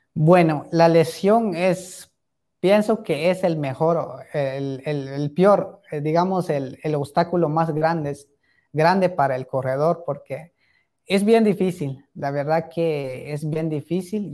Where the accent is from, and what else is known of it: Tecpán, Chimaltenango, Guatemala